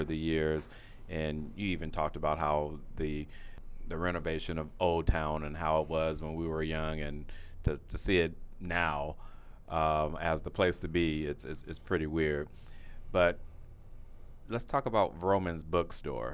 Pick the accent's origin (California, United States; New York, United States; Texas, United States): California, United States; Pasadena; growing up in Pasadena, as we both know, I grew up more closer to La Pintoresca Library